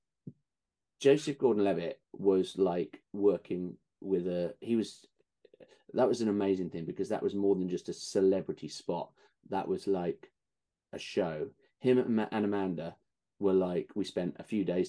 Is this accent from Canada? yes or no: no; United Kingdom; accent: British; being British on set and having the accent